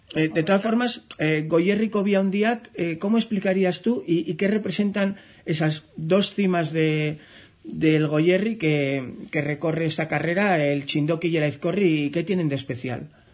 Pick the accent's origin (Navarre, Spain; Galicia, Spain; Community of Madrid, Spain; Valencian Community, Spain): Navarre, Spain; yo soy navarro